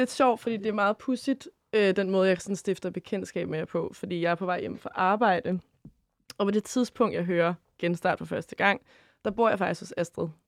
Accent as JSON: {"language": "Danish", "town": "Køge", "region": "Zealand", "country": "Denmark", "said": "Og endnu finere, fordi jeg er ish fra Køge."}